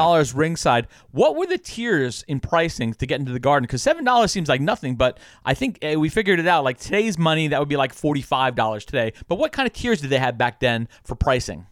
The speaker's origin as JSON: {"language": "English", "area": "Long Island", "region": "New York", "country": "United States", "tie": "born or raised there", "said": "I grew up on Long Island"}